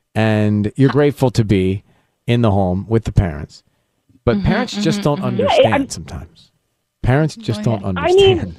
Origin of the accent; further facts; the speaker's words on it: Louisiana, United States; we did growing up in Louisiana was we made turducken